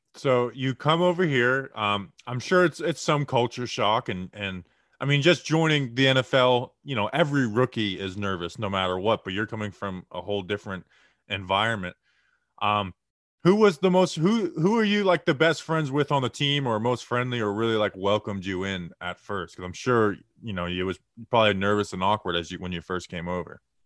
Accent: Florida, United States; moved away; also born or lived in Minnesota; I'm from Florida

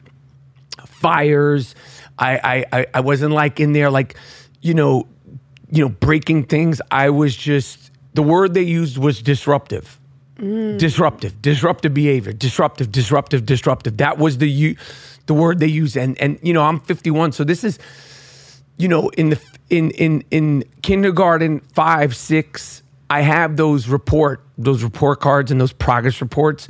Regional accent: New York City, New York, United States; I am born and raised in Manhattan.

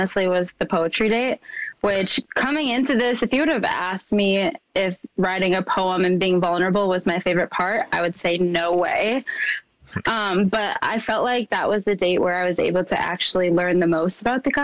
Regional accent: Minnesota, United States; growing up in Minnesota, I truly was the only person of color in a lot of my classrooms

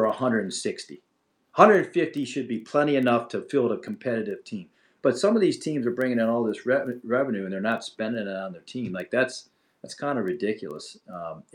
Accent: Springfield, Massachusetts, United States; Springfield for their winter caravan, that's where I grew up in Massachusetts

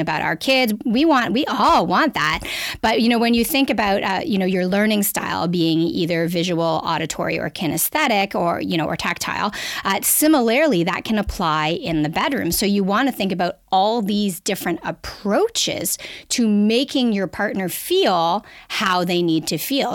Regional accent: Canada; accent: Canadian; now in Toronto, Canada; I'm a Canadian. You'll hear from my accent

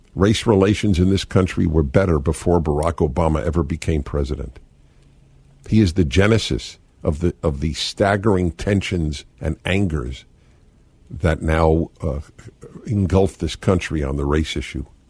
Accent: New York, United States; moved away as an adult; now in California, United States; When I came to California, it was it's like a dreamland for a, a boy growing up in New York

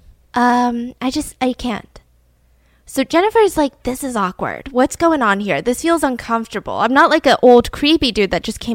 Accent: Atlanta, Georgia, United States; my hometown of Atlanta, Georgia

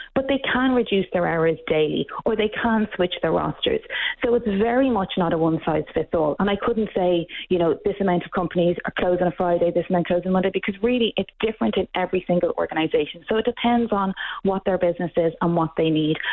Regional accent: Ireland; now in Canada; We've the same problem in Ireland. You can probably hear from my accent that I'm not Canadian

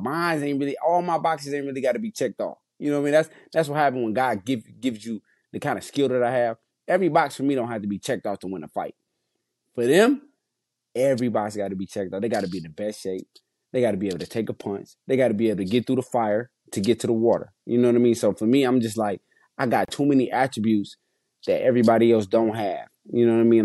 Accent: Detroit, Michigan, United States; I'm from Detroit

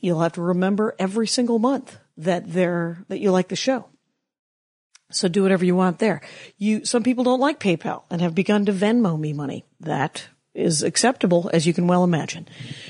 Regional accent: outside of Milwaukee, Wisconsin, United States; moved away as an adult; also born or lived in Madison / Minneapolis; But in 90, I moved to Minneapolis. And I'm from outside of Milwaukee. I'm from in between Milwaukee and Illinois.

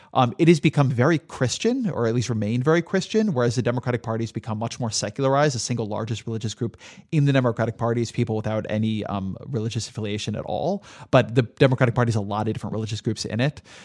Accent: Southern California, United States; I grew up in Southern California

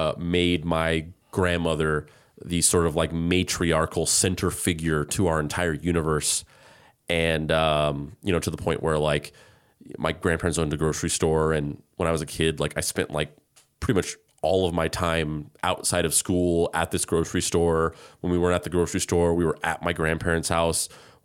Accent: New Mexico, United States; because I grew up in New Mexico.

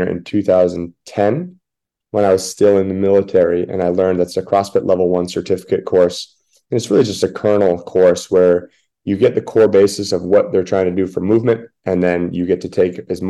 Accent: Washington, United States; moved away; I grew up in Washington State

